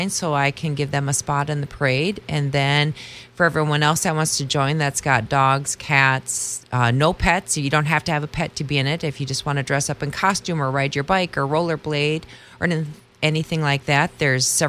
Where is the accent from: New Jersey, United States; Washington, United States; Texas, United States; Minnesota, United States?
Minnesota, United States; Owatonna; moved away as an adult; now in Faribault, United States; I grew up in Otana